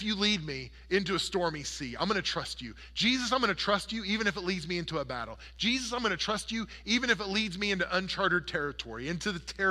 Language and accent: English; Oklahoma, United States; I grew up in Oklahoma, where the wind comes sweeping down the plain